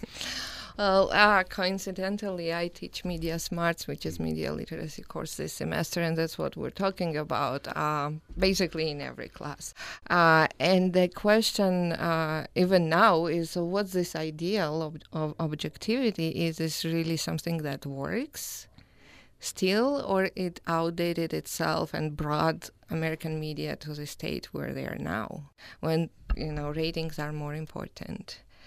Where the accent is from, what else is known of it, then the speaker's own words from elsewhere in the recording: Georgia; moved away as an adult; also born or lived in Louisiana, United States / Utah, United States; now in Logan, United States; I'm originally from Georgia, the country, and I've been in the United States since two thousand eleven